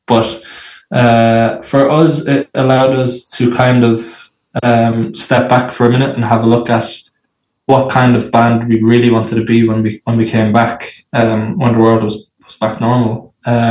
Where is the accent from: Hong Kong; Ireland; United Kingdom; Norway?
Ireland; Athy, Leinster; Originally from Ireland, originally from a place called Athy, a small town in a county called Kildare in Ireland